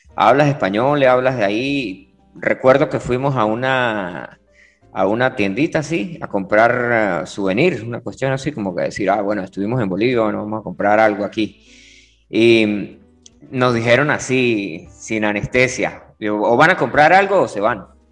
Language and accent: Spanish; Venezuela; de Venezuela, nosotros vivimos cerca de la frontera